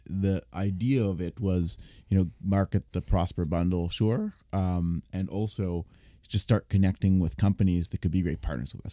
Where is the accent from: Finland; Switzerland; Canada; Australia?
Canada; Toronto, Ontario; I was, I was born and raised here, but the child of immigrants